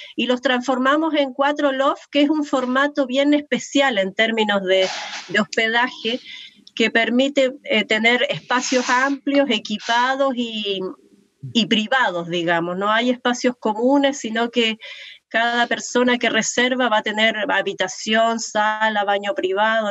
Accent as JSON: {"language": "Spanish", "country": "Uruguay", "moved": "yes", "lives_now": "Valparaíso, Chile", "said": "soy uruguaya, pero ya llevo muchos años acá"}